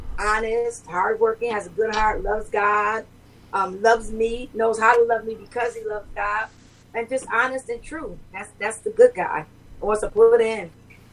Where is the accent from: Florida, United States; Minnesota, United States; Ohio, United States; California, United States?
California, United States; Los Angeles; I grew up in South Central LA, Compton area.